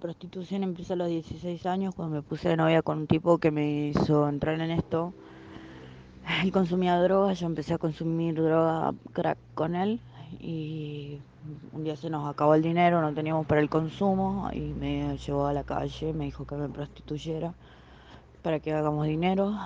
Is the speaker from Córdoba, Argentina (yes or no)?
no; Tucumán, Argentina; Tengo 22 años, soy de Argentina, de Tucumán.